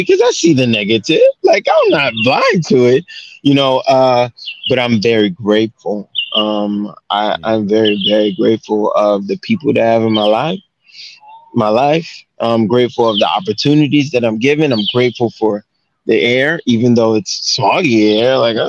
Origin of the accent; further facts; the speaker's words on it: Baltimore, Maryland, United States; because I grew up in Baltimore in elementary.